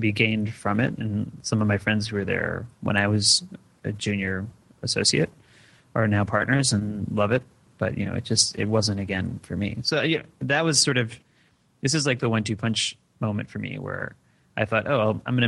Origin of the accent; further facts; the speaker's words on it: Detroit, Michigan, United States; I grew up in Detroit, so I would go to Toronto a lot.